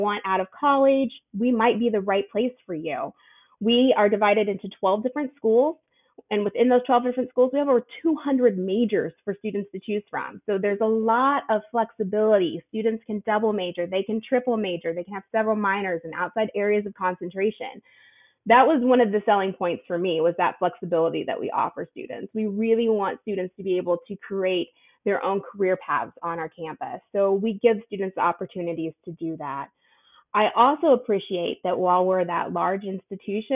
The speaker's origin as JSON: {"language": "English", "region": "Southern Indiana", "country": "United States", "moved": "as an adult", "lives_now": "New York, United States", "said": "I'm a small town girl. I'm originally from Southern Indiana, so New York was a big change for me"}